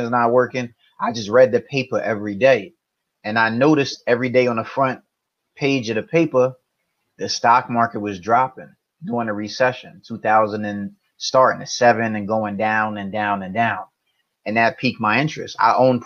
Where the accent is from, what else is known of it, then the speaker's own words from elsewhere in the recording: East Orange, New Jersey, United States; I'm from a town called East Orange, New Jersey, borderline in Newark.